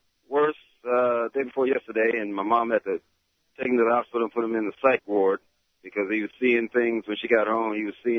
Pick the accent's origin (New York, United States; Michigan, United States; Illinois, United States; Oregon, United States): Michigan, United States; now in Alabama, United States; back in my hometown of Michigan